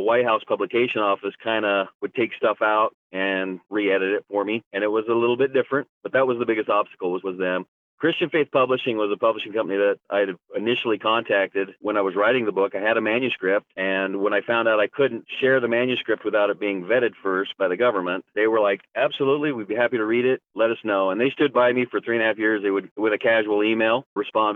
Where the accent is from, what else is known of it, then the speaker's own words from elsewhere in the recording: Idaho, United States; I was just from Idaho